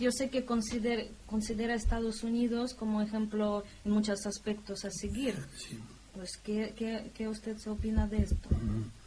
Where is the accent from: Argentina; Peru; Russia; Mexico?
Russia; como rusa